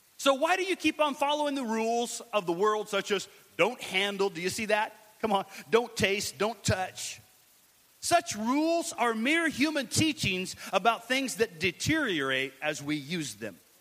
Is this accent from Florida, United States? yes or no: no; Washington, United States; also born or lived in Richlands, Virginia; I'm from uh, Washington, out west